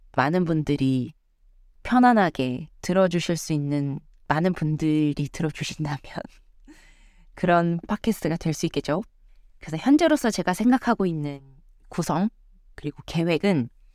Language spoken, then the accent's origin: Korean; South Korea; moved away as an adult; now in United States; 저는 정말 찐 한국인이고 한국에서 모든 고등 교육 과정을 다 겪었고 다 커서 미국으로 온 사례라